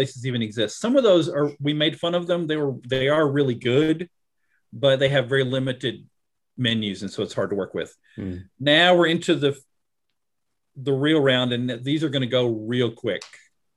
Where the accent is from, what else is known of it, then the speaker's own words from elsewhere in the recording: the South, United States; accent: southern; my southern accent